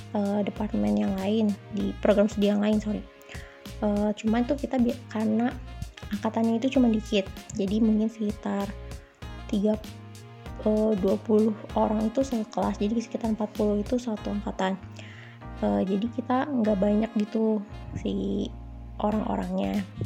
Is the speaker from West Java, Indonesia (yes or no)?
yes; Bandung, West Java, Indonesia; moved away as an adult; now in Jakarta, Indonesia; Gue awalnya dari Bandung, dari lahir, terus TK, SD, SMP, SMA, dan juga kuliah di salah satu kampus di Setiabudi yang juga di Bandung